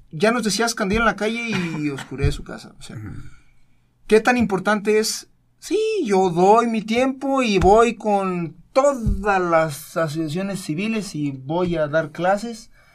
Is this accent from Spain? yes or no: no; Mexico; nacimos en México